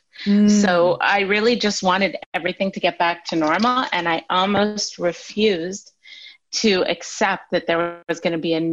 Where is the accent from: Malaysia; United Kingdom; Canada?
Canada; I'm Canadian